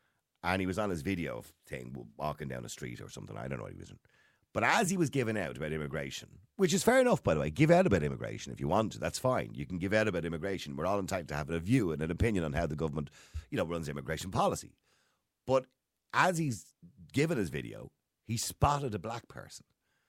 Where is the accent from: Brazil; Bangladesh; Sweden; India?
Bangladesh; English is a second language; now in Ireland; I'm from Bangladesh, and I've been here for 11 years. I came to this country because there were no opportunities in my small town, and many of my friends had travelled to Ireland for a better life.